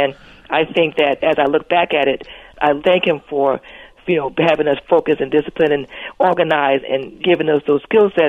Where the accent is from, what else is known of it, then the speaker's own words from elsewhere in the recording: New Jersey, United States; Well, you know, Brian, I love Jersey. I'm a Jersey girl, as you said, and I had a wonderful childhood.